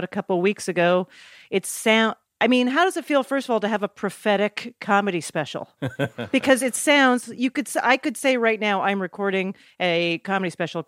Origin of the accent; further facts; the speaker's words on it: Canada; moved away as an adult; also born or lived in New York; I was a comic from Canada